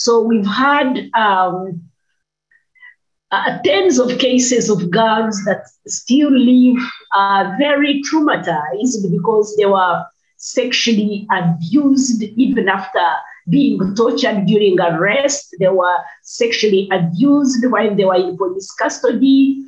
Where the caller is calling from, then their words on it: Kampala, Central Region, Uganda; I'm speaking from Kampala, Uganda, and I head a coalition of women's organizations